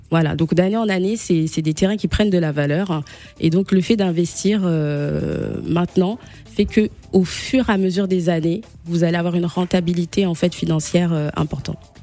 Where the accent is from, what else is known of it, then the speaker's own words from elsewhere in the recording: DR Congo; moved away; also born or lived in France; mon pays d'origine, euh, la République démocratique du Congo